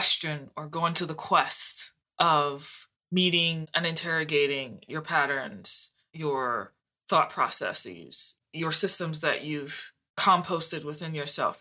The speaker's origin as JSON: {"language": "English", "town": "New Orleans", "region": "Louisiana", "country": "United States", "tie": "born or raised there", "said": "I was born in New Orleans, the birthplace of jazz. And so I was seeped in a musical environment"}